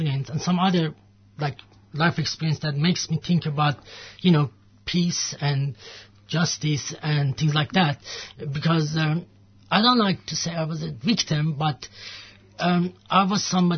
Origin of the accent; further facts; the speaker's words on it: Iran; moved away; I'm from Iran.